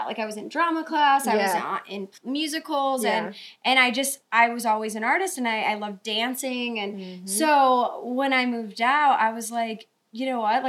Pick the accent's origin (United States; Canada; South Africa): United States; Buffalo, New York; now in California, United States; I'm from Buffalo